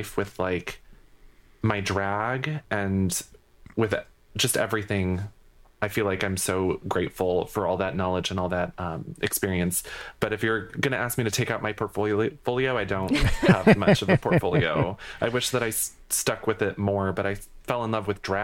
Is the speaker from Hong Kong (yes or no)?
no; New England, United States; I'm from New England